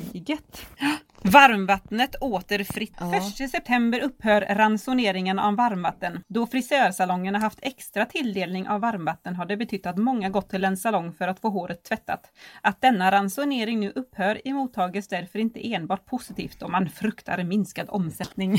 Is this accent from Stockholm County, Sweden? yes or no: no; Borås, Västra Götaland, Sweden; jag är från Borås